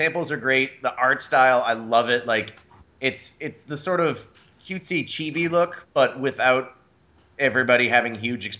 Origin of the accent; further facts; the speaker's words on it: Massachusetts, United States; Yeah, but I'm not from there. I'm from Massachusetts.